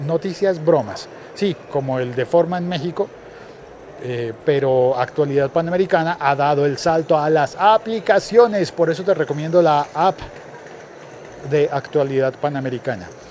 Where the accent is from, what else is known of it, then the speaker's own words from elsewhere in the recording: Colombia; como colombiano